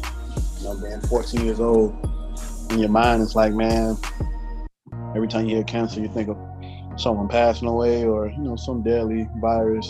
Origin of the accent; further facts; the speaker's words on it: Miami, Florida, United States; I'm from Miami, Miami, Florida